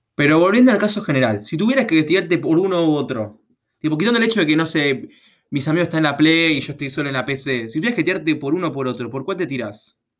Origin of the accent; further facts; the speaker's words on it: Buenos Aires Province, Argentina; yo soy de Capital, digo, yo soy provincia